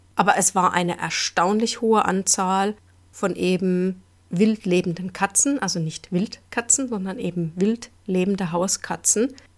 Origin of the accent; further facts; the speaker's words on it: Germany; bei uns in Deutschland